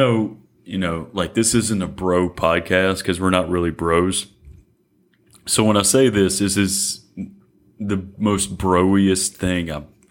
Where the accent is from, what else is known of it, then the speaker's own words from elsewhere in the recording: Mississippi, United States; And it definitely doesn't happen for us growing up in Central Mississippi.